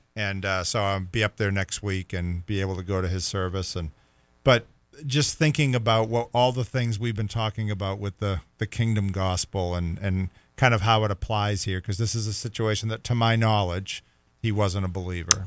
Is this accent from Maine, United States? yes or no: no; Rockport, Massachusetts, United States; I grew up in Rockport, Massachusetts